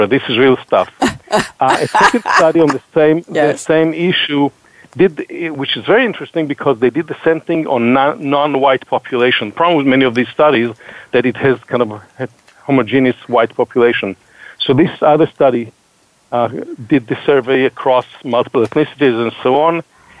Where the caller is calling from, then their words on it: Boston, Massachusetts, United States; Yeah, so I'm calling, like Heather, from a different part of greater Boston.